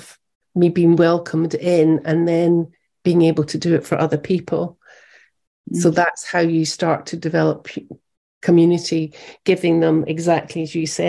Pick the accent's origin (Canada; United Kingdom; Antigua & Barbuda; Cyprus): United Kingdom; moved away as an adult; also born or lived in America; me being British